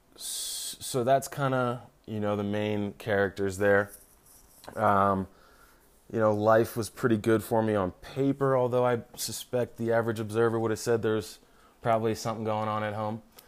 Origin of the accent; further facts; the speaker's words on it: Philadelphia, Pennsylvania, United States; I was born in Philadelphia, grew up in the suburbs